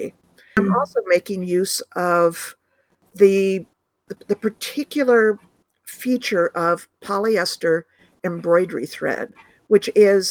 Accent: Ithaca, New York, United States; where I grew up in Ithaca, New York, which is the home of Cornell University

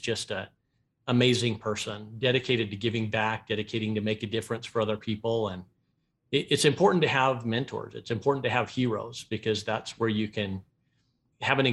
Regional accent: Ogden, Utah, United States; I grew up in Ogden, Utah

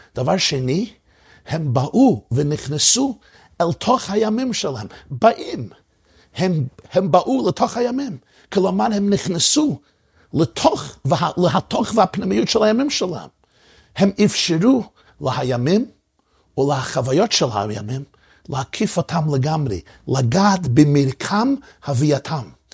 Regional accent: New York City, New York, United States; אני גדלתי בברוקלין בניו יורק

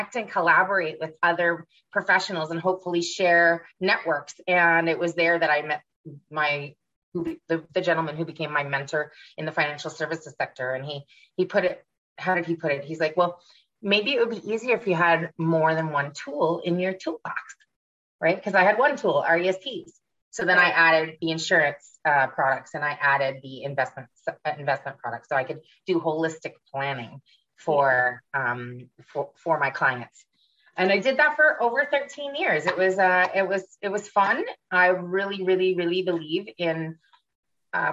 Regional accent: Ottawa, Ontario, Canada; moved away as an adult; also born or lived in Vancouver, Canada; now in Florida, United States; I grew up in Ottawa, which is the nation's capital

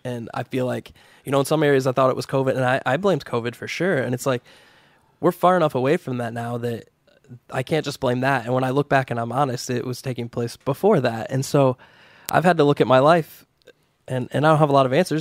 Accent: United States; we, as American Christians

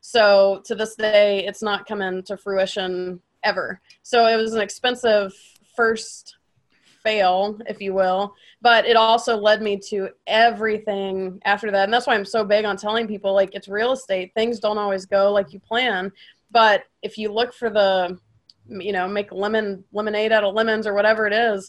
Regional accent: Atlanta, Georgia, United States; moved away; I'm from Atlanta.

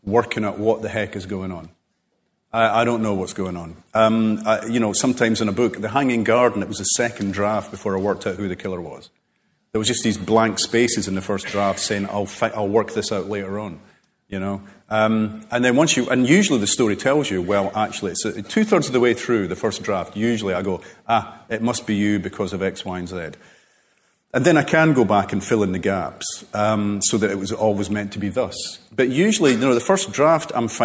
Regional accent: Cardenden, Scotland, United Kingdom; I grew up, Carden Den

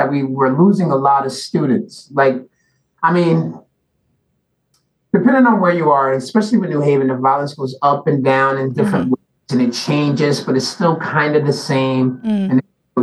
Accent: New Haven, Connecticut, United States; also born or lived in Washington, D.C.; I grew up in the Ville

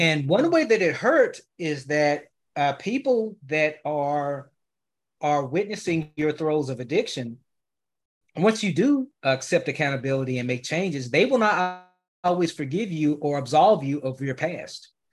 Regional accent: Memphis, Tennessee, United States; now in Dallas, United States; I currently reside in Dallas, uh, Texas, but I'm originally from Memphis

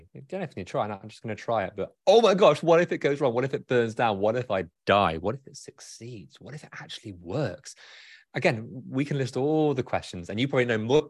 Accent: United Kingdom; As a Brit

